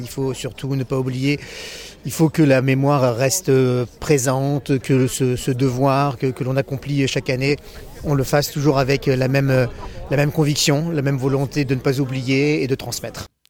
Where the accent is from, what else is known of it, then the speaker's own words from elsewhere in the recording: Paris, Île-de-France, France; en tant que citoyen euh, français euh, et puis en tant que parisien